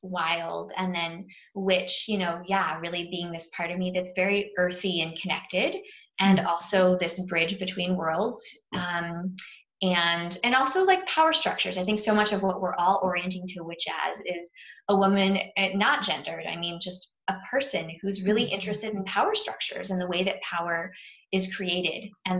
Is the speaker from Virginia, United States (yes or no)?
yes; Virginia, United States; born there; where I was born in Virginia and then made my way across the US.